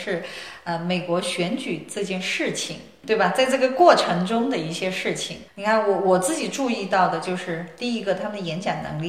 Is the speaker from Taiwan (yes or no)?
no; China; now in United States; 当然他们知道我是从中国来的哈，